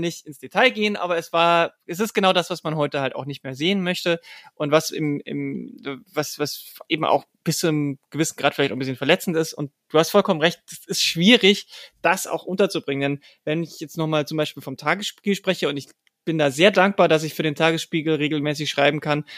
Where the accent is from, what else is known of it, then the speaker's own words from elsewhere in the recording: a small village near Passau, Lower Bavaria, Germany; moved away; also born or lived in Dresden / Mannheim / Berlin; in einem kleinen Dorf in der Nähe von Passau bin ich groß oh, geworden